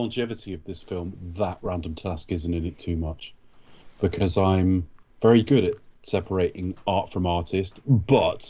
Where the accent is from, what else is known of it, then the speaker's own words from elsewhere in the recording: United Kingdom; even as a Brit